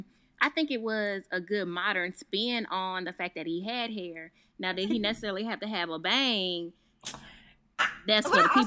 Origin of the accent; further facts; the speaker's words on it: the South, United States; We're all from the South.